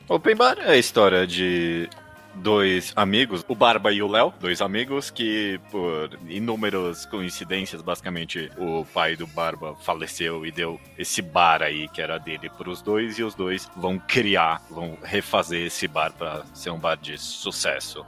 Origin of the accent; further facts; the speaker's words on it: São Paulo, Brazil; A gente é paulista